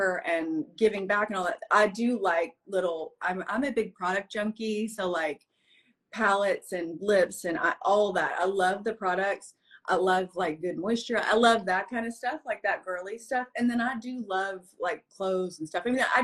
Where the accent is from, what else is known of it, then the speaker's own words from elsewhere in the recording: the South, United States; I grew up in the South with nothing.